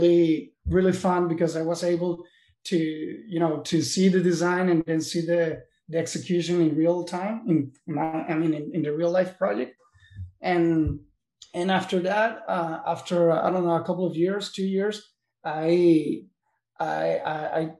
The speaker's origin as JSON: {"language": "English", "town": "Caracas", "region": "Capital District", "country": "Venezuela", "tie": "born or raised there", "also_born_or_lived": "New York, United States", "moved": "as an adult", "lives_now": "Miami, United States", "said": "I was raised and born in Venezuela, in Caracas, in the capital."}